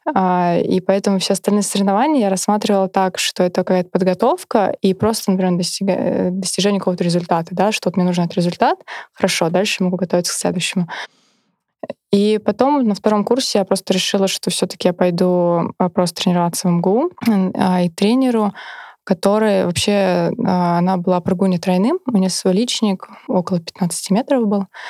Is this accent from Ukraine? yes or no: no; Kaluga, Kaluga Oblast, Russia; я сама вообще из Калуги, закончила там школу